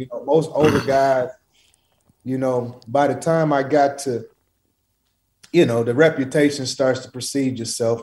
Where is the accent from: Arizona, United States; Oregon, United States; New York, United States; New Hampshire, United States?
Oregon, United States; Portland; I'm not, I'm not from Cali. I'm from Portland, Oregon